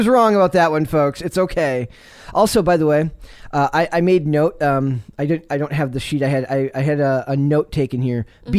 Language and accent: English; Wisconsin, United States; I'm from Wisconsin.